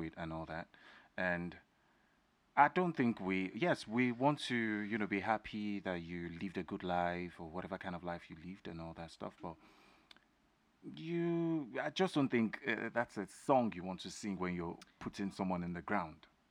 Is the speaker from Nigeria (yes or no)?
yes; Osun, Nigeria; now in United States; I'm a Nigerian, I'm from Osun State